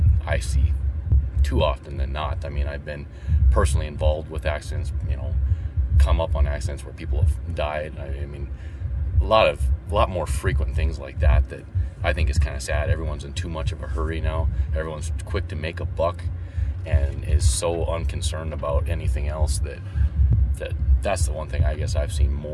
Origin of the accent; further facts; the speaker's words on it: Dickinson, North Dakota, United States; From here.